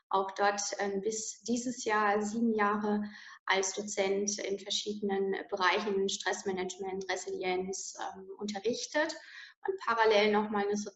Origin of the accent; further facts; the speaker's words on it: Landau in der Pfalz, Rhineland-Palatinate, Germany; Also ich komme hier aus der schönen Pfalz, ähm, um genau zu sagen aus Landau in der Pfalz.